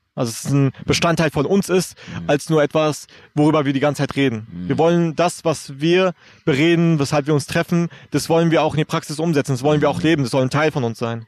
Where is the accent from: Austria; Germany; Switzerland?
Germany; first language German; was unterscheidet mich eigentlich noch von jemandem, der auch hier in Deutschland aufgewachsen ist